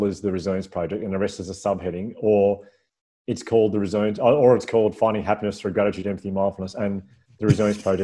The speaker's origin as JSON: {"language": "English", "town": "Melbourne", "region": "Victoria", "country": "Australia", "said": "I'm from Melbourne"}